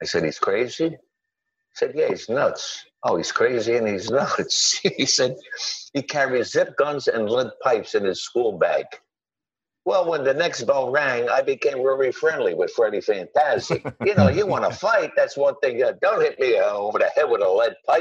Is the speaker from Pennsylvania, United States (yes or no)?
yes; Philadelphia, Pennsylvania, United States; I was born and raised in South Philadelphia